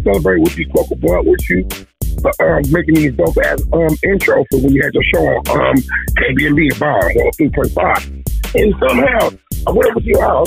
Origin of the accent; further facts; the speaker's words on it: Vallejo, California, United States; also born or lived in Reno, Nevada / Fairfield, California; Born in Reno, raised in Vallejo, Fairfield. I'm all come from the Bay